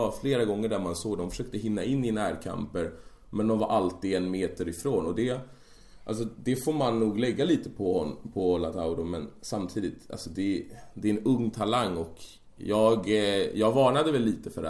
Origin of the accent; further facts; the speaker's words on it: Sweden; I och jag är svensk